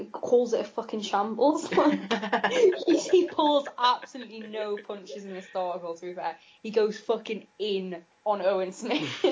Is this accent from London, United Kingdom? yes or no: no; Geordie, North East England, United Kingdom